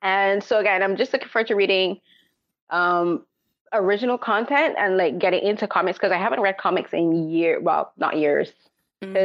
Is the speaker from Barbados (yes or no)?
yes; Barbados; Growing up in Barbados, they were expensive